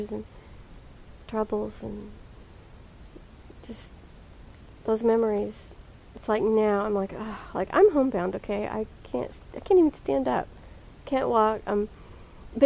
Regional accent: Dallas, Texas, United States; I was born in Dallas, Texas. Grew up in Oak Cliff, which is Dallas

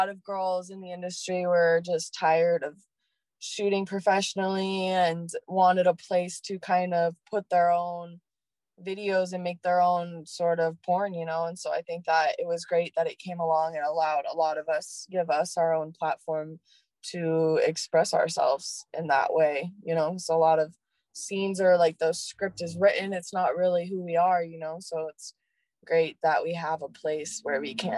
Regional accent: Oregon, United States; I'm from Oregon

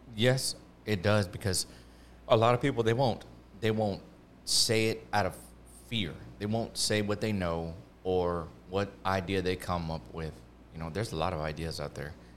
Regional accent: Houston, Texas, United States; I'm from Houston

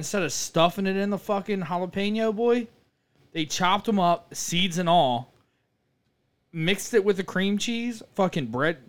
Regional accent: Philippines; I'm a Filipino.

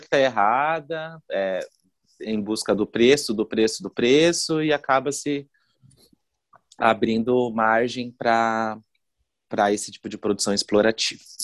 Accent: Foz do Iguaçu, Paraná, Brazil; moved away as an adult; now in Curitiba, Brazil; eu sou de Foz do Iguaçu, moro em Curitiba fazem 15 anos. Eu vim fazer faculdade de moda aqui

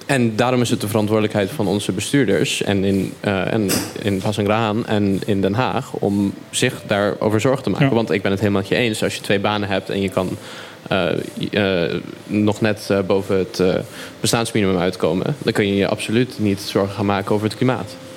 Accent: Caribbean Netherlands; We zijn als Bonaire heel speciaal

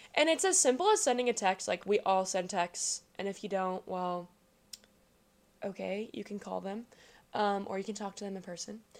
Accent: Kansas City, United States; I am from Kansas City

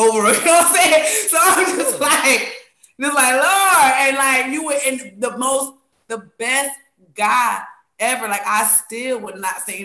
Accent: New York, United States; I grew up in New York, and we did not say lying

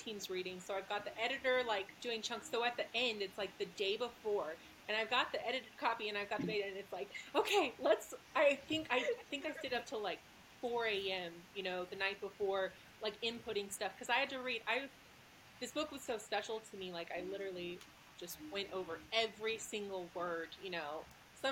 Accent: Texas, United States; now in Utah, United States; I'm from Texas, you know, that's, like, the big thing. So I grew up like

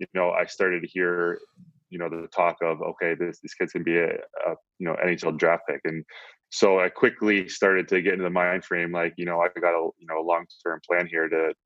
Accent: Plum, Pennsylvania, United States; It's about 20 minutes east of the city of Pittsburgh.

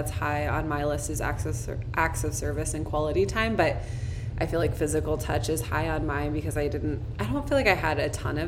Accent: Midwest, United States; we're both from the Midwest

